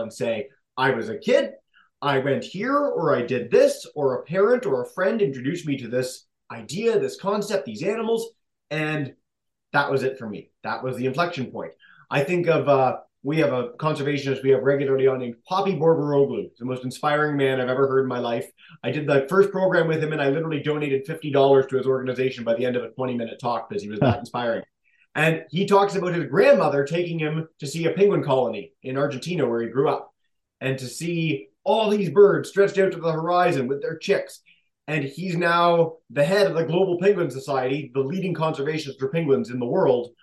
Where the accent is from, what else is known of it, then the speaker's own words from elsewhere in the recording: Toronto, Ontario, Canada; moved away as an adult; now in Newfoundland and Labrador, Canada; I grew up in Toronto